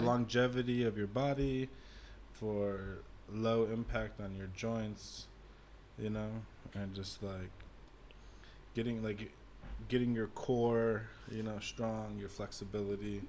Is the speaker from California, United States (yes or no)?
yes; Los Angeles, California, United States; moved away; growing up in Los Angeles